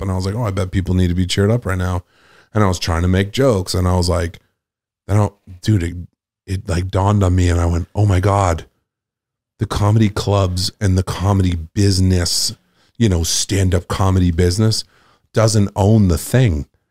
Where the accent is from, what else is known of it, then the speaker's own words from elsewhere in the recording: Nantucket, Massachusetts, United States; moved away as an adult; also born or lived in Boston; I'm from Nantucket